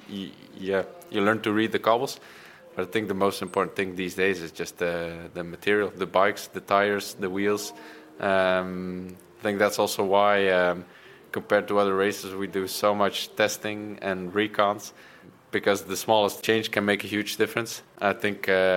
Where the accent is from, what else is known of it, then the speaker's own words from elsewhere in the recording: Bruges, Flanders, Belgium; I grew up in Bruges.